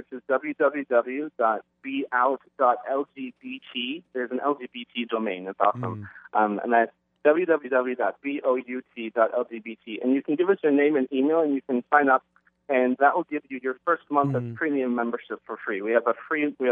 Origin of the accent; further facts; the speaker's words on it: Nebraska, United States; I grew up in Nebraska in a very small town and a very supportive family